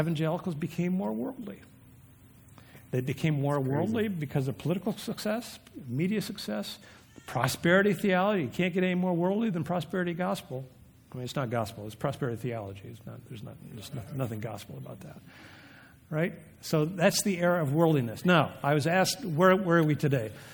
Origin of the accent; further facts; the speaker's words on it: Vermont, United States; I'm from Vermont